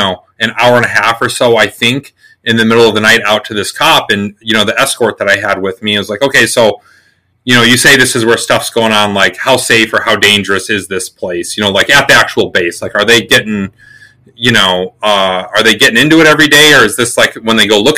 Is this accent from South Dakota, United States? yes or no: yes; South Dakota, United States; moved away as an adult; now in New Hampshire, United States; I grew up in South Dakota. I joined the Army when I was 18